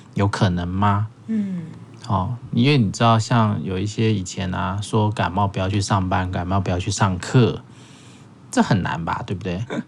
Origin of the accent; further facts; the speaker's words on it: Taiwan; 我们台湾人